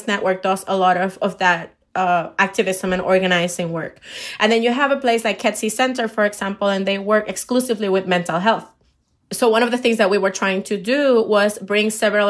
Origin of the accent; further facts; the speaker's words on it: Puerto Rico; English is a second language; moved away as an adult; now in Chicago, United States; I'm from Puerto Rico